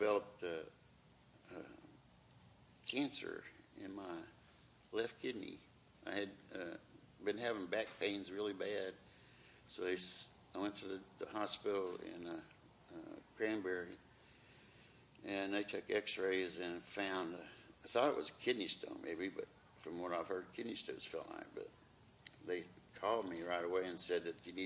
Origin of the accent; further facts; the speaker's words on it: Ohio, United States; also born or lived in Fort Worth, Texas; now in Texas, United States; Came from my hometown, or my home state, Ohio